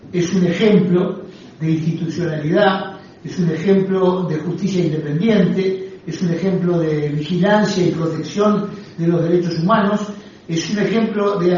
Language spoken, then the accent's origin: Spanish; Uruguay; como uruguayos que somos.